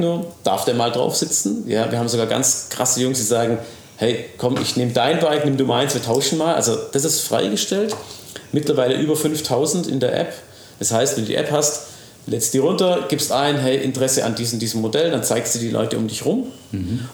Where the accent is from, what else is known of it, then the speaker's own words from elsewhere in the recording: Ravensburg, Baden-Württemberg, Germany; ich bin natürlich in Ravensburg aufgewachsen